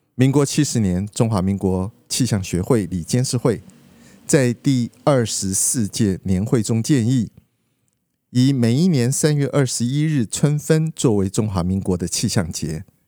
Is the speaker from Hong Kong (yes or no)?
no; Liukuaicuo, Pingtung County, Taiwan; 小时候在屏东六块厝的乡下